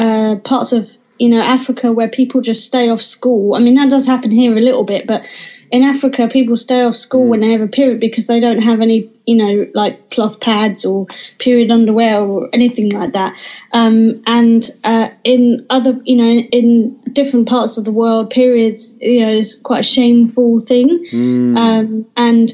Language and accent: English; Suffolk, East of England, United Kingdom; now in London, United Kingdom; I grew up in Suffolk.